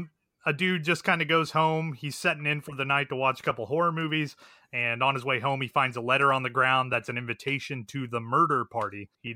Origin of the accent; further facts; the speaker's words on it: Missouri, United States; I'm from Missouri